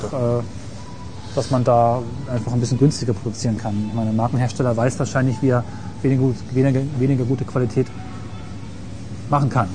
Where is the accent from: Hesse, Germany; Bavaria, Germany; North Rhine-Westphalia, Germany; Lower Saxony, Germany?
Lower Saxony, Germany; Rinteln; bei uns in Rundfeld, wo ich herkomme, mhm. sitzt Wesergold